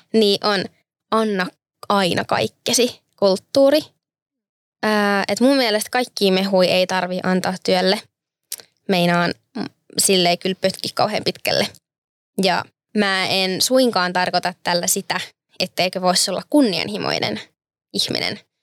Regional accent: Turku, Southwest Finland, Finland; olen turkulainen

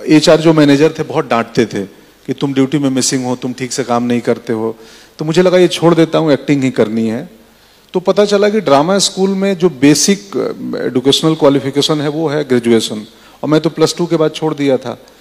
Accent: Bihar, India; moved away as an adult; मैं बिहार से आता हूं वहाँ सुविधाएं नहीं थी सड़कें नहीं थी मेरे गांव से पटना डेढ़ सौ किलोमीटर था

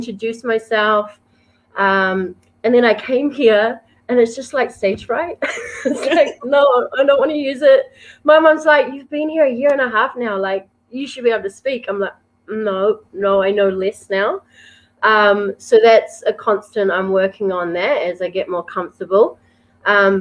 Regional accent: New Zealand; moved away as an adult; now in Samoa; I come from up north. My iwi is Ngāti Aukiwa

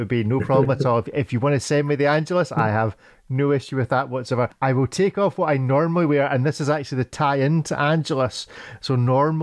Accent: Scotland, United Kingdom; as a Scotsman that works on a farm

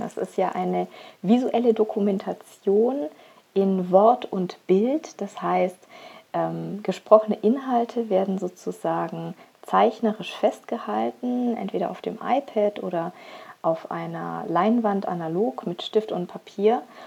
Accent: Augsburg, Bavaria, Germany; moved away as an adult; also born or lived in Rhine; now in Upper Lusatia, Germany; komme gebürtig aus Augsburg

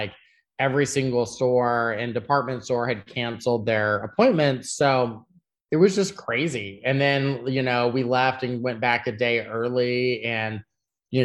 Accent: Austin, Texas, United States; moved away; also born or lived in London; I was born and raised in Austin, you know, which is like a very creative town. It's in Texas

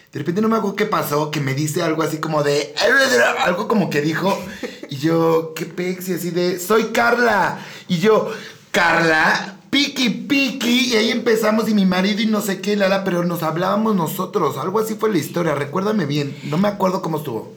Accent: Ixtapan, State of Mexico, Mexico; moved away as an adult; now in Querétaro, Mexico; ixtapense de corazón, bien bonito mi pueblito hermoso en el Estado de México. Llegué a Querétaro hace dos años

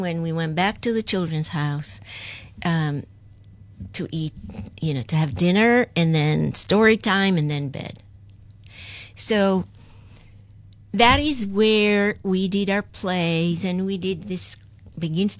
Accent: Kibbutz Lehavot HaBashan, Northern District, Israel; moved away as an adult; now in New York, United States; I was born and raised in Kibbutz Le'avot HaBashan

